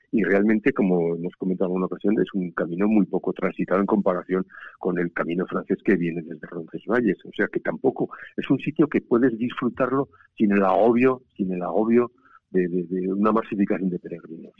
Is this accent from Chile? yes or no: no; Spain